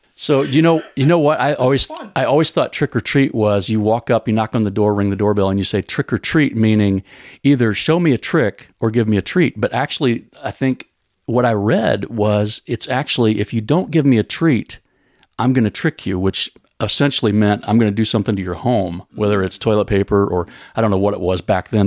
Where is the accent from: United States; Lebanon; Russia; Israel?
United States; as American Christians